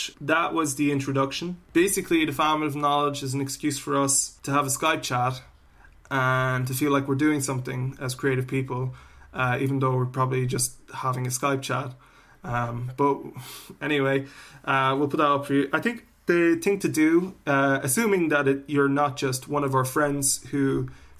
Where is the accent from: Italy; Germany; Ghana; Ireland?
Ireland; moved away; also born or lived in Finland; young Irish people of our generation